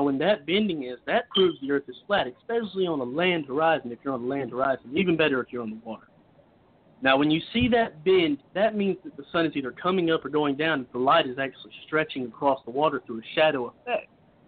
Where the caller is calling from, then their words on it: Cochran, Georgia, United States; I am calling from Cochran, Georgia.